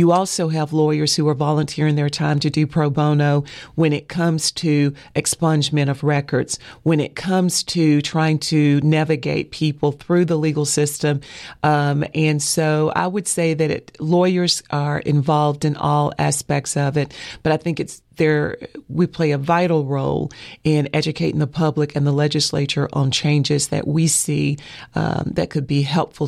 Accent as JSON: {"language": "English", "town": "Asheville", "region": "North Carolina", "country": "United States", "tie": "born or raised there", "said": "Born and raised in Asheville, yes."}